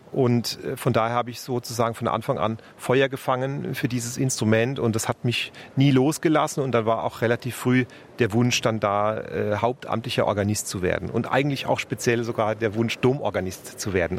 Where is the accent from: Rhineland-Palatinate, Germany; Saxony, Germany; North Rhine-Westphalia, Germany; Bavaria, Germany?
Rhineland-Palatinate, Germany; Speyer; moved away as an adult; also born or lived in Frankfurt; now in Munich, Germany; in meiner Geburtsstadt in Speyer